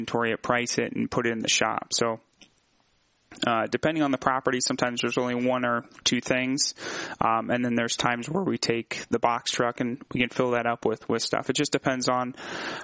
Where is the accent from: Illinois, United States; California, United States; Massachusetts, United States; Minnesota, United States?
Illinois, United States; Peoria; we're both from Peoria and born and raised in the city